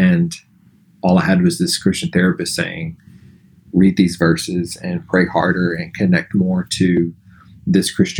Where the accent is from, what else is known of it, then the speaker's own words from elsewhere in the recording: Alabama, United States; growing up in the South in Alabama